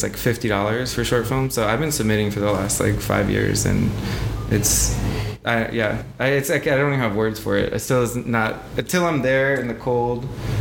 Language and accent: English; Miami, Florida, United States; now in New Orleans, United States; us growing up in Miami